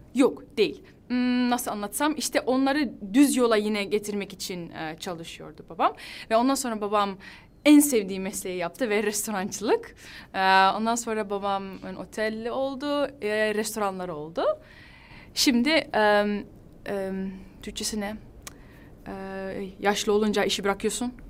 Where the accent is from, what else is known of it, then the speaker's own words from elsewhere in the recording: Netherlands; Turkish is a second language; Hollanda'da doğdum, büyüdüm. Ee, annem babam Hatay'dan geliyor, Antakya'dan